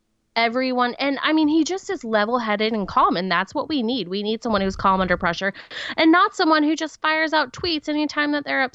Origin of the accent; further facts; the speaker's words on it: Washington, United States; I'm from Washington